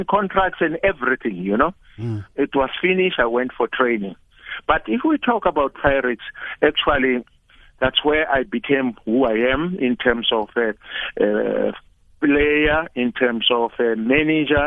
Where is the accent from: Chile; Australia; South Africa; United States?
South Africa; Johannesburg, Gauteng; I grew up in Orlando East in an area called Boomtown